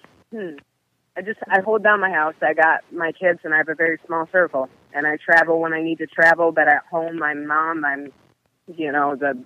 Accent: Western New York, United States; I came from Western New York, where it's a small town, and I was raised in a middle-class Christian household

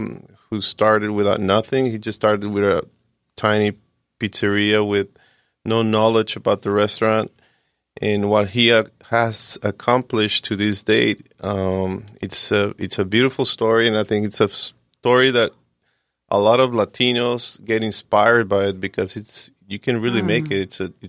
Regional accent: Tijuana, Baja California, Mexico; also born or lived in San Diego; I was born in Tijuana, and I was raised in Tijuana and also in San Diego. I went to junior high school and high school and college in San Diego.

